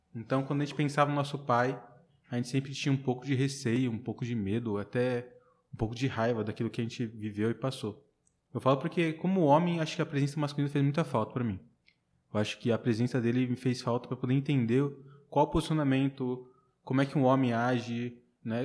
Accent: São Paulo, Brazil; moved away as an adult; now in Barreiras, Brazil; Nasci e cresci lá em São Paulo e estou há seis anos já aqui em Barreiras

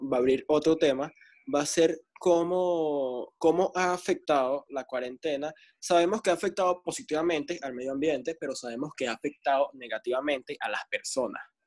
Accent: Venezuela; los venezolanos, somos de Venezuela

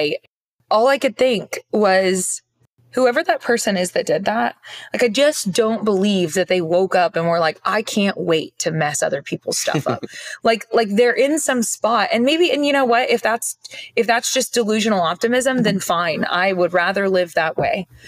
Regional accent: Oklahoma, United States; moved away as an adult; also born or lived in Norman, Oklahoma; I grew up in Oklahoma, lived in Oklahoma until this last year and some change

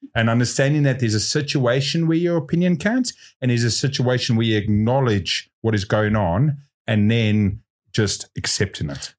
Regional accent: South Africa; now in New Zealand; I grew up in South Africa

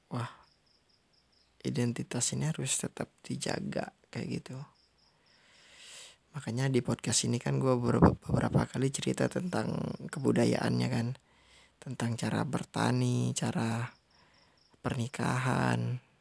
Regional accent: Jambi, Indonesia; identitas gue melebarkan sebagai orang Jambi.

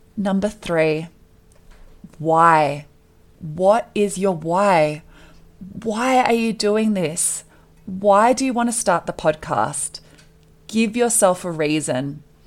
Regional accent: Australia; moved away as an adult; now in Colorado, United States; I was born and raised in Australia

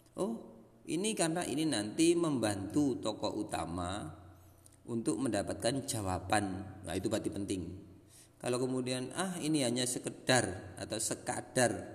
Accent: Lamongan, East Java, Indonesia; moved away; Lamungan tempat saya itu keren, itu setelah saya bertahun-tahun tinggal di luar Lamungan

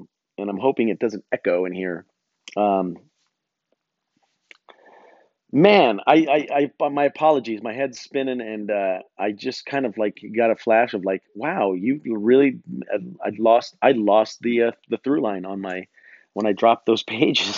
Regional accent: United States; I'm an American man.

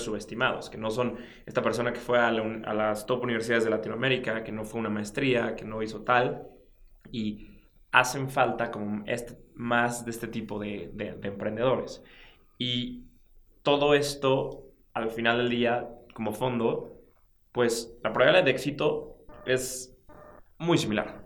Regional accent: Mexico; tú y yo somos mexicanos

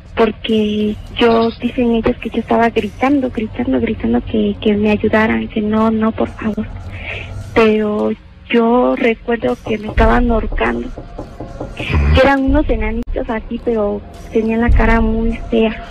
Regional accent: Guerrero, Mexico; moved away; also born or lived in Mexico City; Yo soy del estado de Guerrero

